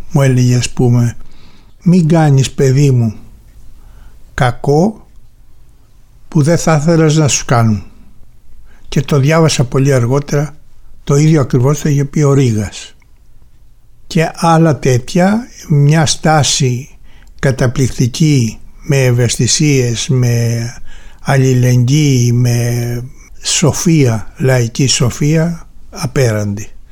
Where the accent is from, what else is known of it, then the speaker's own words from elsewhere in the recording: Heraklion, Crete, Greece; γεννήθηκα στο Ηράκλειο της Κρήτης 11 του Μάη του 1940